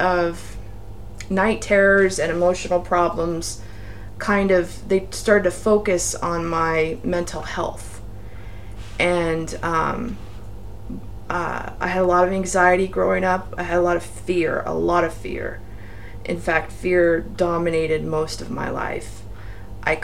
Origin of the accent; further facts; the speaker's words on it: Torrance, California, United States; also born or lived in San Diego County, California; now in San Diego, United States; I'm from Torrance, California. I was born there in 1978, and we lived there until I was 35